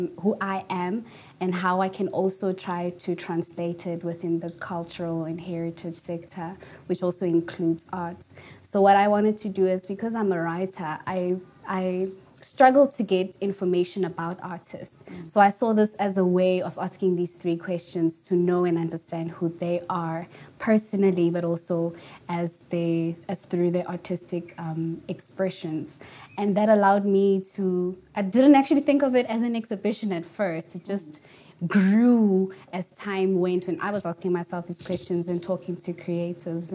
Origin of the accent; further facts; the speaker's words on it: Potchefstroom, North West, South Africa; now in Johannesburg, South Africa; all the way from Potchefstroom in the Northwest, but I'm currently based in Johannesburg right now